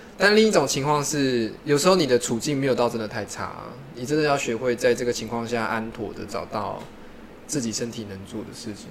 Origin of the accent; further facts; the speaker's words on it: Taiwan; 以我们台湾人来讲